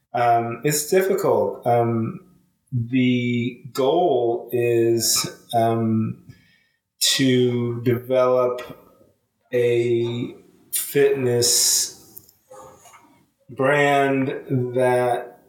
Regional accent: Los Angeles, California, United States; moved away as an adult; also born or lived in Australia; I'm originally from Los Angeles, California, born and raised.

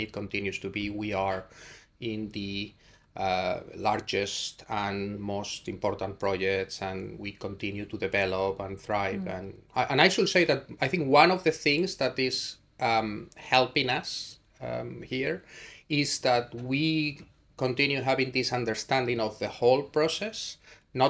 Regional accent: Spain; moved away as an adult; now in Cambridge, United Kingdom; I come from Spain and I was there at the university as an undergrad study student

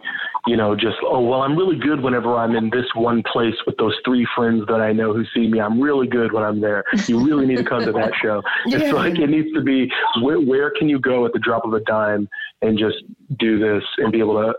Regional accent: Kansas City, Missouri, United States; we're from Kansas City, but we technically live just outside of it

